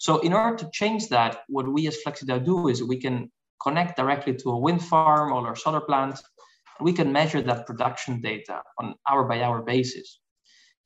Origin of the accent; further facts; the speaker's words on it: Barcelona, Catalonia, Spain; I'm originally from Barcelona, Spain